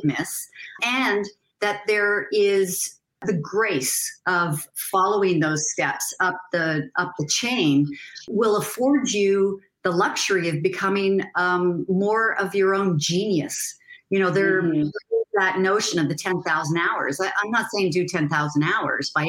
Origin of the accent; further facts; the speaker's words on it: Canada; I'm originally from Canada